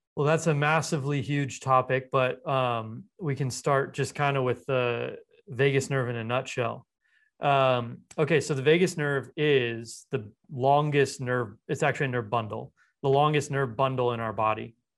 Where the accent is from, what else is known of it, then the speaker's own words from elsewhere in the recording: Los Angeles, California, United States; I grew up in Los Angeles